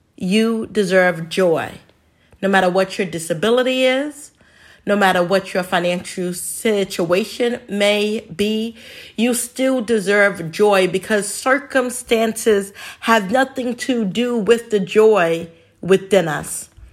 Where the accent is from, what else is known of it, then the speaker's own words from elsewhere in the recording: New York City, New York, United States; when I was a little kid growing up in the Bronx